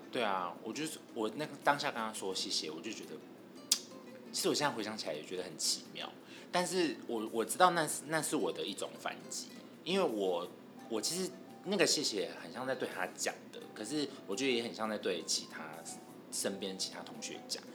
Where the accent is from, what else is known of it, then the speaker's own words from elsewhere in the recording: Douliu, Yunlin County, Taiwan; now in Taipei, Taiwan; 我的老家斗六